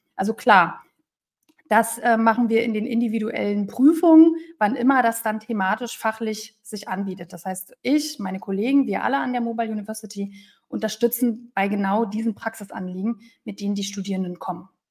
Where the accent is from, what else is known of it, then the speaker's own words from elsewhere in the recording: Berlin, Germany; moved away; Ich bin eine Berliner Pflanze, also auch mit dem waschechten Taufschein, der mich als Berlinerin ausweist